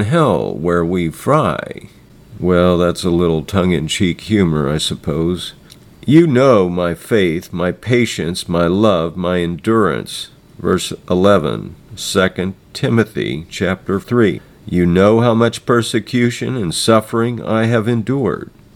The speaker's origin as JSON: {"language": "English", "country": "United States", "said": "I'm an American"}